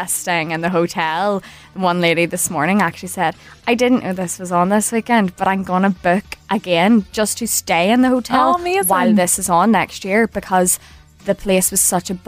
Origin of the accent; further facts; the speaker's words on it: Belfast, Northern Ireland, United Kingdom; I'm 27 years old and I'm a social media executive from Belfast.